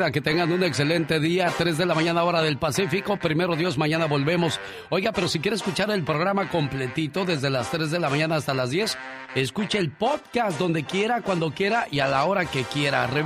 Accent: Monterrey, Nuevo León, Mexico; moved away; Un día salí de Monterrey, Nuevo León, México. Pero Monterrey, Nuevo León, México nunca salió de mí.

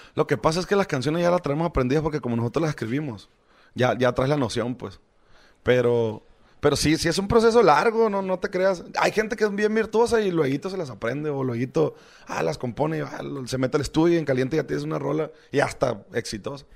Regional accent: Choix, Sinaloa, Mexico; yo soy de Choice

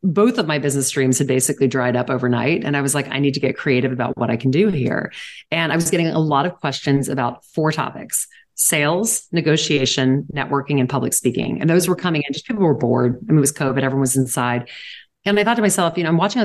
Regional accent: Louisiana, United States; now in New York, United States; I'm from Louisiana

